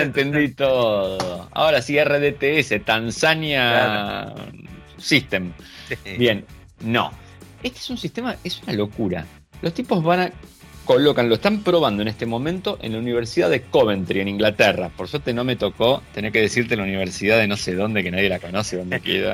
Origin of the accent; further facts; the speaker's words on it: Argentina; somos argentinos